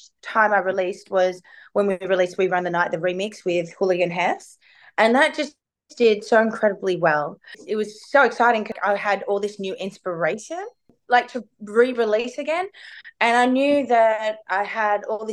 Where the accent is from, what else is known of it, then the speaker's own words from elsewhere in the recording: Melbourne, Victoria, Australia; I'm from Melbourne